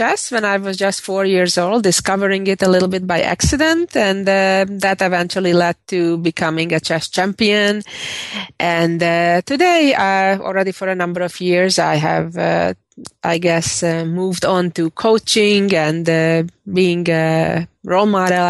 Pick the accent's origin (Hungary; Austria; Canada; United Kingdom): Hungary; Budapest; moved away as an adult; also born or lived in New York / Texas; now in St. Louis, United States; I was born and raised in Budapest, Hungary, and I moved to the U.S. 20 years ago, lived in New York for 13 of those 20 years, and I lived in Texas 5 and live in St. Louis, Missouri currently.